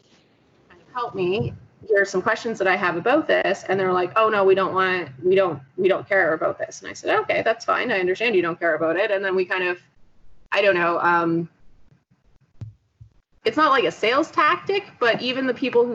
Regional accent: Canadian / East Coast, Canada; me probably being Canadian / East Coast

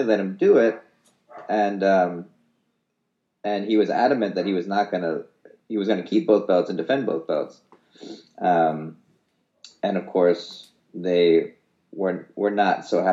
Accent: San Francisco, California, United States; I was born in San Francisco

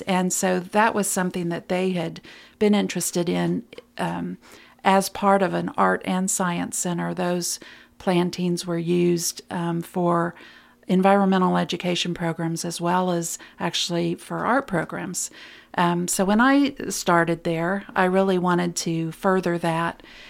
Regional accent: Lexington, Kentucky, United States; moved away; I'm a filmmaker and I've moved back to my hometown

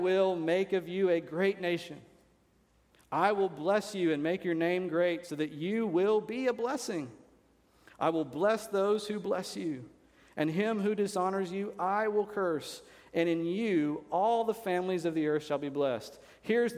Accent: United States; I'm an American. It's great to be an American

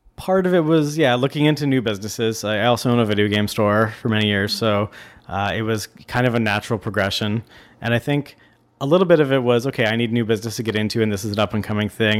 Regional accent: Niagara Falls, Ontario, Canada; now in Vancouver, Canada; I grew up in Niagara Falls, so I'm going to visit my family there like I do every year

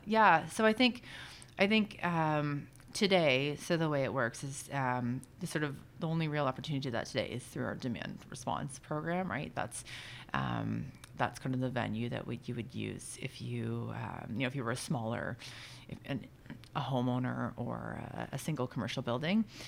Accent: Oshawa, Ontario, Canada; I grew up in South Oshawa

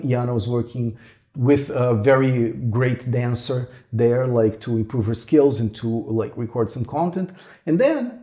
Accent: Brazil; moved away as an adult; also born or lived in Toronto, Canada; I'm originally from Brazil. And then we both moved to Toronto in Canada.

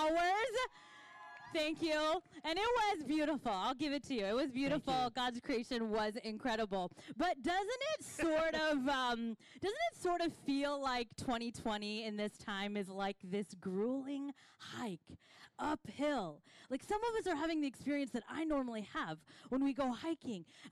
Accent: Kansas, United States; now in Pacific Northwest, United States; I am from Kansas

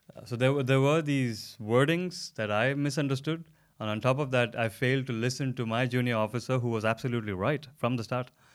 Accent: India; now in Denmark; I come from India originally, and I've been living in Denmark for the last uh, coming to five years very soon

